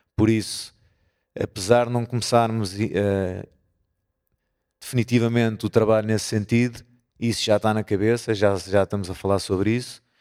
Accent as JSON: {"language": "Portuguese", "town": "Porto", "region": "Norte", "country": "Portugal", "said": "somos do Porto"}